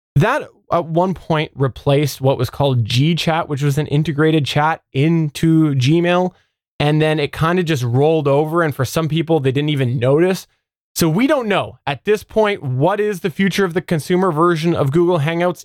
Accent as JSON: {"language": "English", "country": "Canada", "said": "I'm Canadian"}